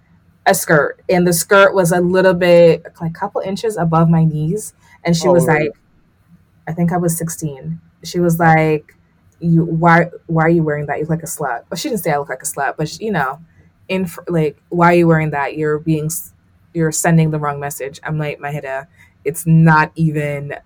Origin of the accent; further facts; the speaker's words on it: Jamaica; I grew up in Jamaica